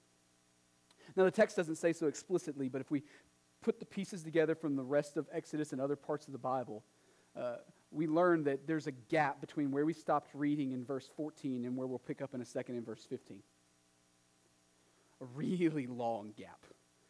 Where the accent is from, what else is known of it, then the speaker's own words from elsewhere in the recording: East Texas, United States; also born or lived in New England; now in Nashua, United States; when I moved from Texas to New England